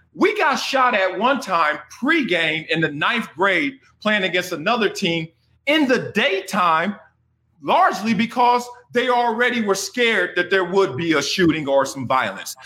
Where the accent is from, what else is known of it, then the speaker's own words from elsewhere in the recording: Los Angeles, California, United States; I grew up in Los Angeles, Compton, California, South Central in the 70s, in the 80s